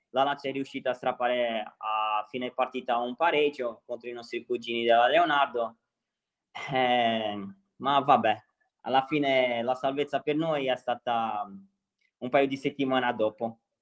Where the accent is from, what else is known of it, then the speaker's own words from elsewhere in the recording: Santos, São Paulo, Brazil; Italian is a second language; moved away as an adult; now in Sardinia, Italy; assomiglia molto al mio paese, qua il mare, io sono di Santos